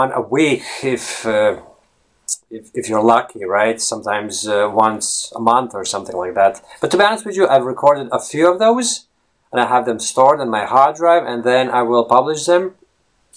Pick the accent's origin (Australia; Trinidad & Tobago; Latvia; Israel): Latvia; first language Latvian; English is a second language; moved away as an adult; Latvian, which is my native language